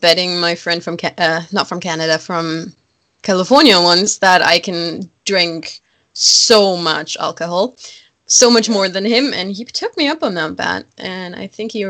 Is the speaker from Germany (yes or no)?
yes; Germany; born or raised there